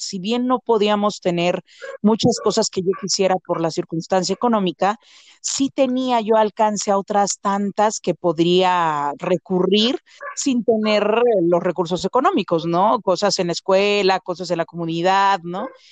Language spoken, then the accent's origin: Spanish; State of Mexico, Mexico; also born or lived in Xalapa, Veracruz / Perote, Veracruz; now in Mexico City, Mexico; llegué a vivir aquí a la Ciudad de México desde muy pequeña. en realidad, en la colindancia de la Ciudad de México con el establo de México, que es de Vaz, y ahí llego a los tres años y bueno, estoy del periodo de mis tres a mis trece años ahí